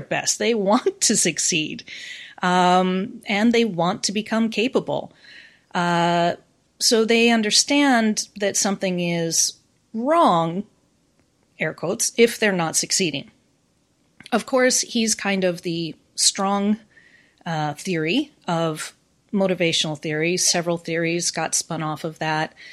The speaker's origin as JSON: {"language": "English", "country": "United States", "accent": "American", "moved": "as an adult", "lives_now": "Japan", "said": "I am American, but I've been in Japan now for more than twenty years"}